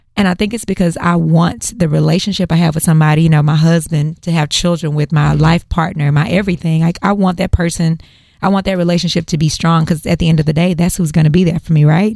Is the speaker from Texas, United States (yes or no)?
yes; Houston, Texas, United States; I'm a native Houstonian, born and raised.